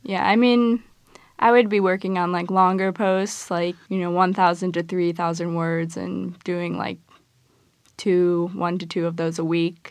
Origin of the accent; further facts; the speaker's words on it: Midwest, United States; I'm from the Midwest